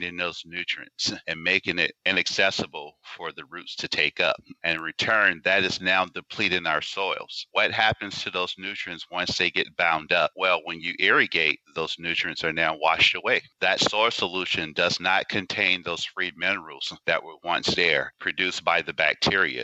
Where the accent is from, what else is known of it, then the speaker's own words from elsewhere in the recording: Anniston, Alabama, United States; Growing up in the South, born and raised in Anniston, Alabama